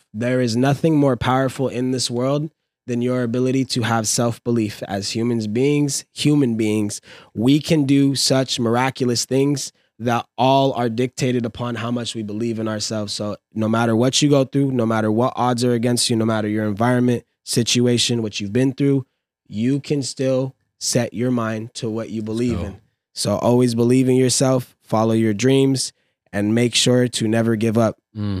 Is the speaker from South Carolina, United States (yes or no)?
no; California, United States; And after moving everywhere, and I usually tell people I'm from California and ending up in the valley where I was born.